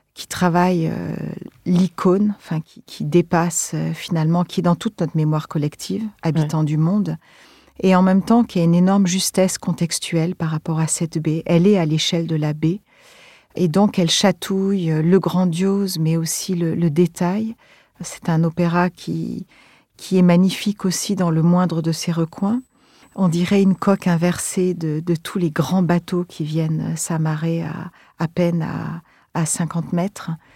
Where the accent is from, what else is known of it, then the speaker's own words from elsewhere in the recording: Montpellier, Occitania, France; also born or lived in Marseille; Plus tard, j'ai grandi à Montpellier, donc toujours euh, près de la Méditerranée